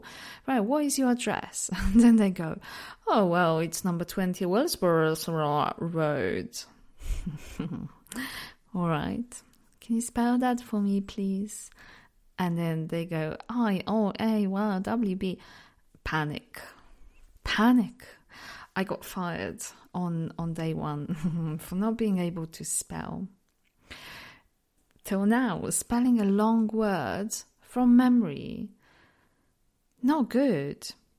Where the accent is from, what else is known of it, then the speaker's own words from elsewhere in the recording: Poland; accent: mix of accents; English is a second language; I'm from Poland, but because I lived in so many different places, my accent is just a bit, it's just a mix of all different accents